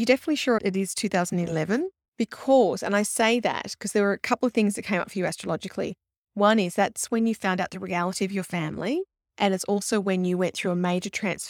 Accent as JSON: {"language": "English", "town": "Blacktown", "region": "New South Wales", "country": "Australia", "tie": "born or raised there", "said": "I know Blacktown. I was born in Blacktown."}